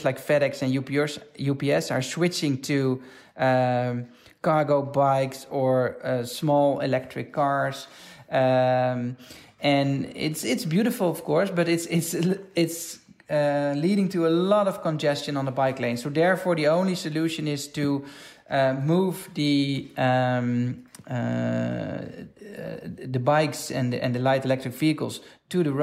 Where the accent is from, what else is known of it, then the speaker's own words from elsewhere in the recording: Amsterdam, North Holland, Netherlands; In my hometown of Amsterdam